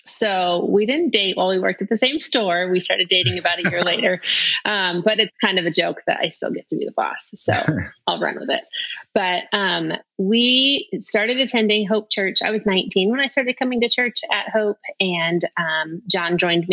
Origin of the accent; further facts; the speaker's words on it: Las Vegas, Nevada, United States; I'm from Las Vegas